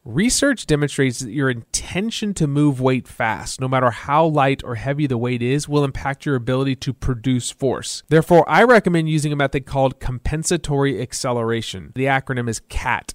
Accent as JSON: {"language": "English", "region": "Texas", "country": "United States", "said": "I'm from Texas, and in my home state, we love to smoke meat"}